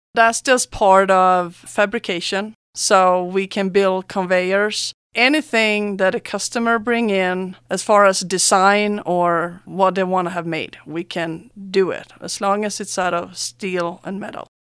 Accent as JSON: {"language": "English", "country": "Sweden", "moved": "as an adult", "lives_now": "San Luis Valley, United States", "said": "I'm from Sweden"}